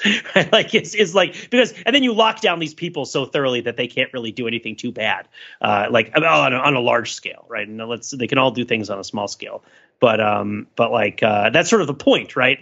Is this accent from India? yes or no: no; United States; Being American